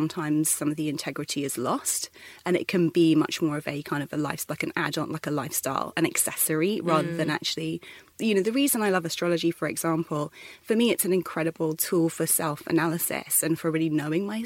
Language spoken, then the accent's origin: English; London, United Kingdom; I'm from the UK originally, born and bred in London